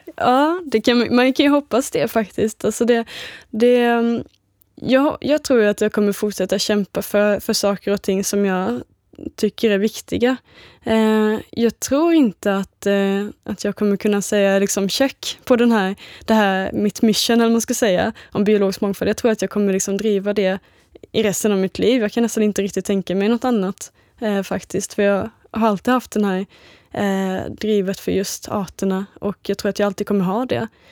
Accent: Småland, Sweden; Jag är ju uppvuxen i Småland.

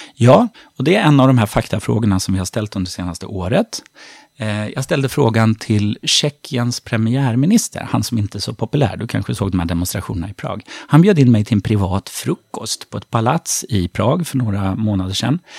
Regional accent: Sweden; vi svenskar

